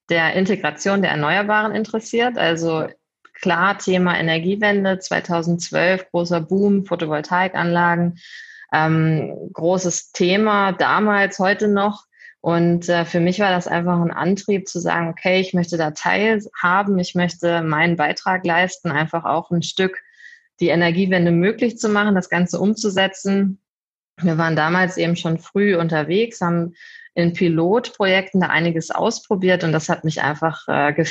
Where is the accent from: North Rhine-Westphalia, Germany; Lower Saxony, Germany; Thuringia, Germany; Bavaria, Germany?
Lower Saxony, Germany; Hanover; Ich komme ursprünglich eigentlich aus der Ecke Hannover, bin aber jetzt äh